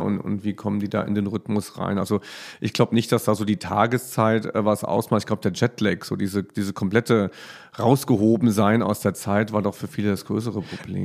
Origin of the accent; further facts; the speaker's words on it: Germany; bei uns in Deutschland